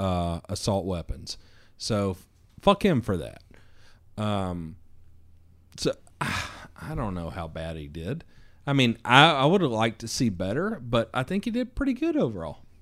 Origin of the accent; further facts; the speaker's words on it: the South, United States; I'm from the South